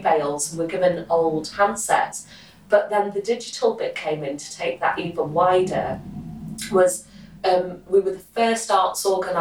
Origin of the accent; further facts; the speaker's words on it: United Kingdom; as a British Indian woman